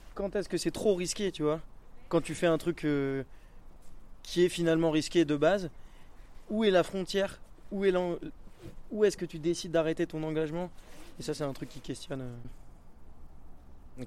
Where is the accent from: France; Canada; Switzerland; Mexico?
France; Vars, Provence-Alpes-Côte d'Azur; also born or lived in Embrun; j'ai grandi à Vars, donc je suis euh, quelqu'un d'ici